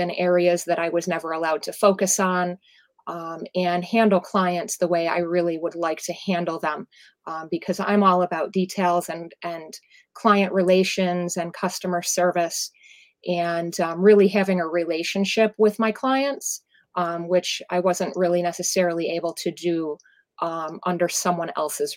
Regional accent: Ellicottville, New York, United States; I am from the Western New York area, south of Buffalo in Ski Town, Ellicottville, New York

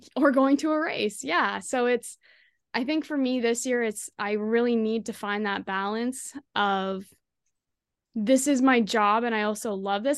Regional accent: Kemptville, Ontario, Canada; my hometown, Kemphil, Ontario

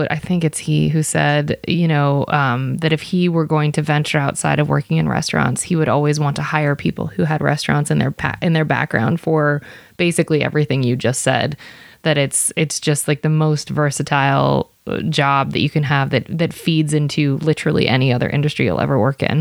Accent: Ohio, United States; I'm from Ohio.

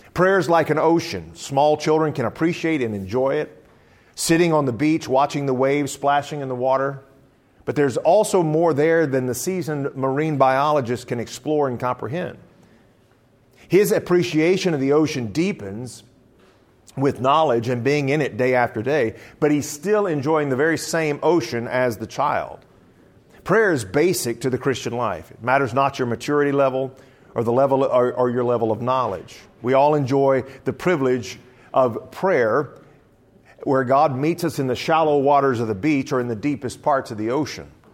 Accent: South Louisiana, United States; moved away; also born or lived in Southern Illinois; I'm originally from South Louisiana

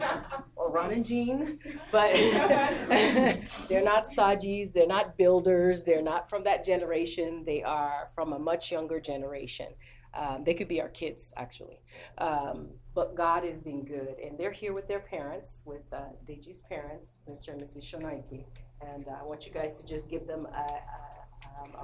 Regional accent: Nigeria; moved away; being Black or being Nigerian

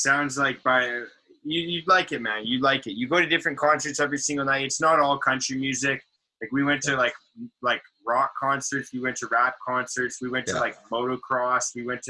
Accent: Richmond, British Columbia, Canada; I loved growing up in Richmond, man. Growing up in Richmond was so sick.

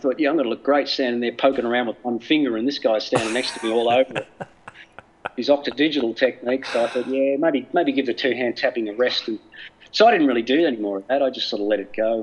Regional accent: Australia; moved away; also born or lived in United States; I'm an Australian. All my family are here

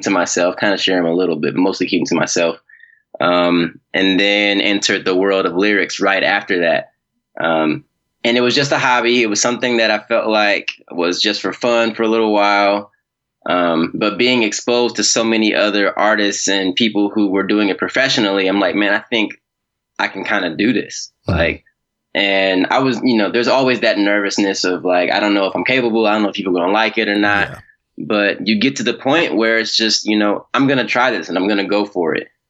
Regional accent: Milwaukee, Wisconsin, United States; I grew up in Milwaukee, Wisconsin

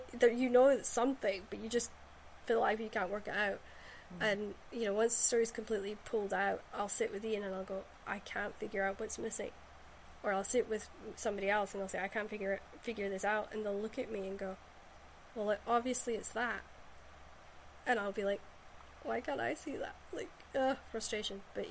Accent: Shetland, Scotland, United Kingdom; historical stories I grew up with in Shetland

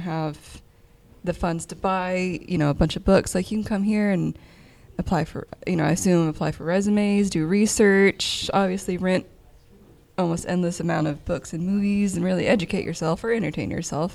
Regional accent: Bowling Green, Kentucky, United States; I grew up in Bowling Green

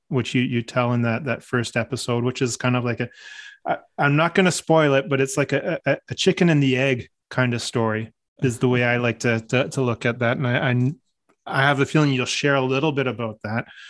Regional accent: Newmarket, Ontario, Canada; moved away; that's my hometown.

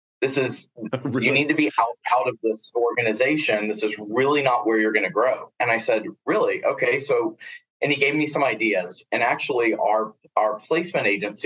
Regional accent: Corpus Christi, Texas, United States; now in Austin, United States; I am from Texas, but I was born and raised and grew up in Corpus Christi, Texas, down on the coast.

